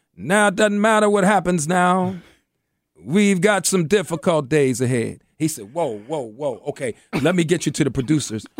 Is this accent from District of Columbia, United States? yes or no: yes; Washington, District of Columbia, United States; I grew up in Mayfair Mansion, right across from Parkside. May, and, and Parkside was one of the roughest projects in D C